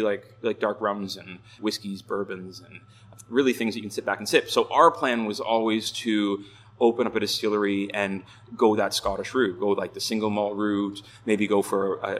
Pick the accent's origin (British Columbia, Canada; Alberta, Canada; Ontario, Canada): Ontario, Canada; moved away as an adult; also born or lived in Scotland; now in Vancouver, Canada; I'm originally from Ontario.